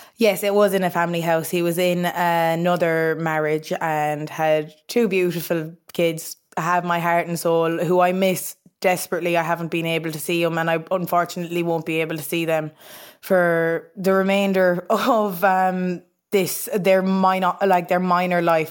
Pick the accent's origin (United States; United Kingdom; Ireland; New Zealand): Ireland; Ennistymon, County Clare, Munster; we were living in Innes Diamond in County Clare, small little quaint village.